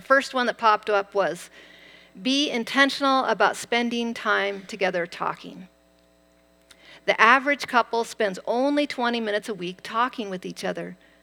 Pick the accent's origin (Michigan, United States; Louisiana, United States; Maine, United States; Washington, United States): Washington, United States; Eastern; I grew up in Eastern Washington on a wheat ranch